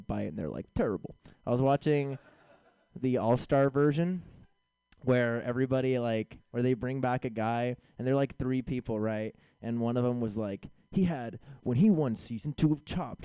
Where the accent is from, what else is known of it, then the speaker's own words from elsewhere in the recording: San Francisco, California, United States; moved away; I'm originally from San Francisco